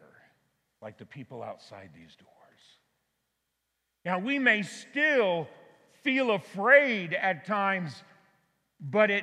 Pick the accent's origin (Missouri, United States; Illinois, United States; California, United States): California, United States; Auburn; my hometown of Auburn, California